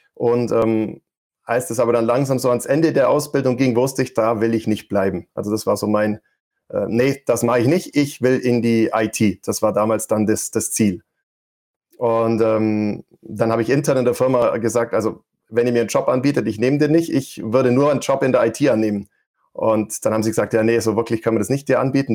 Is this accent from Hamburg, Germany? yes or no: no; Allgäu, Bavaria, Germany; vielleicht hört man es noch, ich versuche es immer zu verbergen. Ich komme aus dem Allgäu